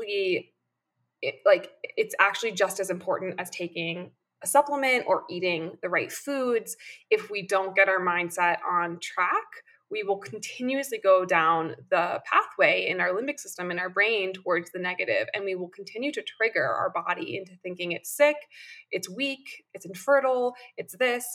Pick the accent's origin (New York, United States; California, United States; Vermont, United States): New York, United States; I am a New Yorker